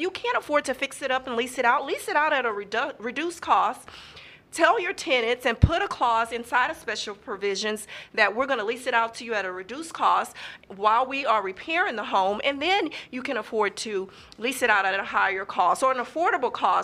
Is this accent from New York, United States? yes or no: no; Houston, Texas, United States; I grew up in Sunnyside